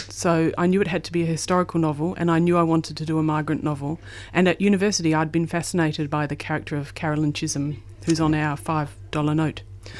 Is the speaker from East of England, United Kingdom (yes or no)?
yes; East of England, United Kingdom; So I was from Essex.